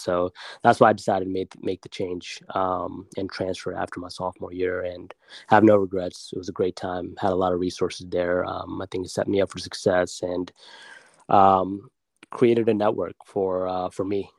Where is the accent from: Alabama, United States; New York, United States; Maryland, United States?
Maryland, United States; Silver Spring; also born or lived in Germantown, Maryland / Baltimore, Maryland; born and raised in Maryland. Um, oh, been local. here, yeah, local man. Actually, born at Holy Cross Hospital here in Silver Spring, Maryland